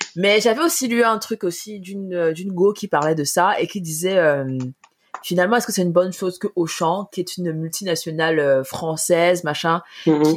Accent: Cameroon; moved away as an adult; quand on, a, grandi avec la nourriture camerounaise

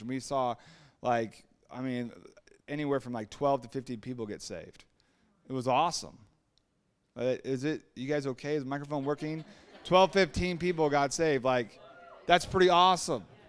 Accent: Huntington Beach, California, United States; also born or lived in Costa Mesa, California; I grew up in Huntington Beach

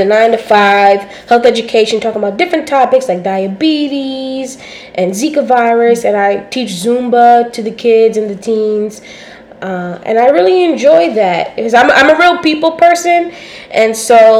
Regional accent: New York City, New York, United States; accent: New York twang, Caribbean accent; I'm also from Queens, Cambria Heights.

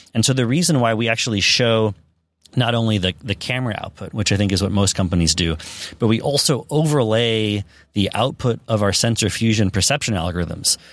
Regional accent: Silicon Valley, California, United States; I grew up in Silicon Valley

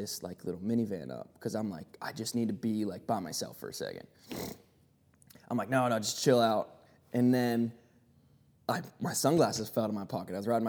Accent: Pittsburgh, Pennsylvania, United States; I'm from Pittsburgh.

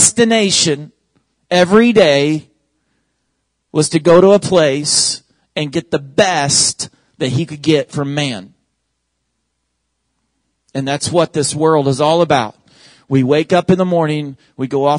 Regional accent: Oklahoma, United States; moved away; my home state where I was born and raised, where all of my family lives, is Oklahoma.

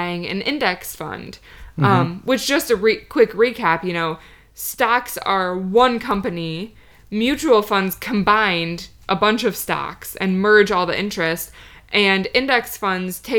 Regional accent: Michigan, United States; we're from Michigan

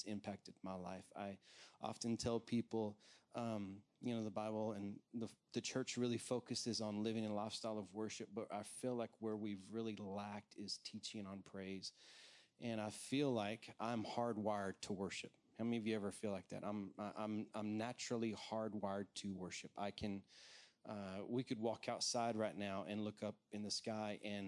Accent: Texas, United States; accent: Texan; moved away as an adult; also born or lived in Washington, D.C.; I'm a Texas native, so you're going to hear a little bit of Texan come out of me

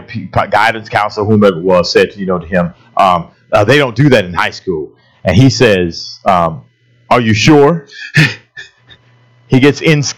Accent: Florida, United States; moved away; also born or lived in Texas; I'm from Florida.

